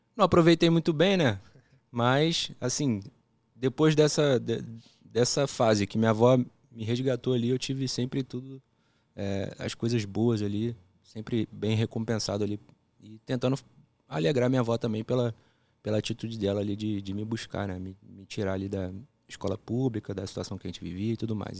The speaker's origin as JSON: {"language": "Portuguese", "region": "Rio de Janeiro", "country": "Brazil", "tie": "born or raised there", "also_born_or_lived": "Brasília", "accent": "carioca", "said": "eu fui para lá, assim, relativamente pequeno, né? 9 para 10 anos e carioca tem um sotaque que você pega fácil"}